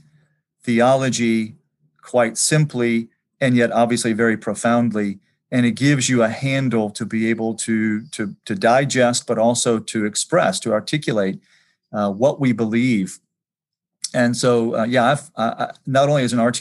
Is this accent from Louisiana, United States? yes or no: yes; New Orleans, Louisiana, United States; moved away as an adult; also born or lived in Auburn, Alabama / Jackson, Mississippi; now in Atlanta, United States; I grew up in the New Orleans area